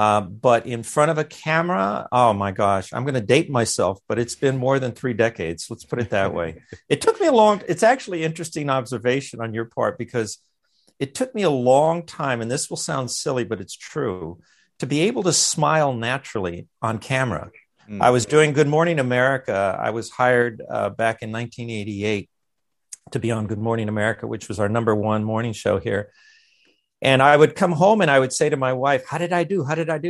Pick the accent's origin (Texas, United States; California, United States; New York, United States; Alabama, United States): California, United States; Los Angeles; also born or lived in Montebello; I was born and reared in East Los Angeles, and then in the town adjacent to that, Montebello.